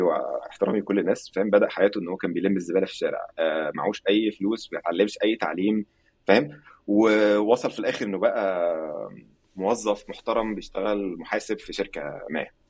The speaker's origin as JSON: {"language": "Arabic", "country": "Egypt", "moved": "yes", "said": "عندنا في مصر"}